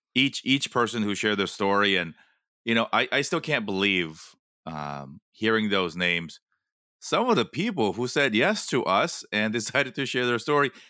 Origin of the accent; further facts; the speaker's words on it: Los Angeles, California, United States; my hometown of Los Angeles